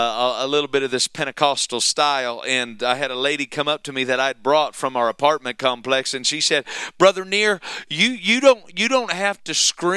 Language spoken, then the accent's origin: English; Iowa, United States; accent: Iowanese; I am from Iowa.